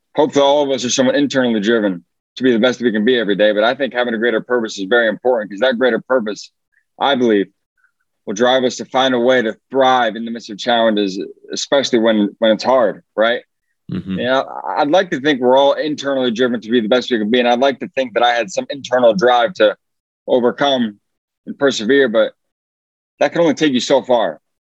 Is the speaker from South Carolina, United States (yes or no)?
no; Fort Wayne, Indiana, United States; moved away; I'm from Fort Wayne, Indiana originally